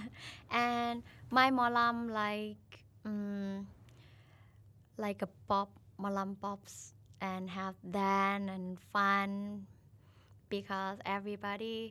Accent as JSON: {"language": "English", "region": "Udon Thani", "country": "Thailand", "moved": "yes", "lives_now": "Bangkok, Thailand", "said": "I'm from Udon Thani. It's a northeast in Thailand. But now I stay in Bangkok"}